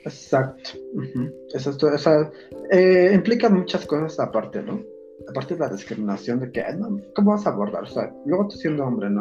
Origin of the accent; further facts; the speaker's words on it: Ixmiquilpan, Hidalgo, Mexico; Son mis tradiciones, mis costumbres de, mi pueblo.